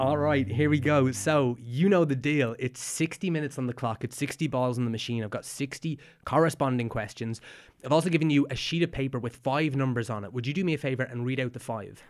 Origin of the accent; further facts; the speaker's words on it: Meath, Leinster, Ireland; we're both from Meath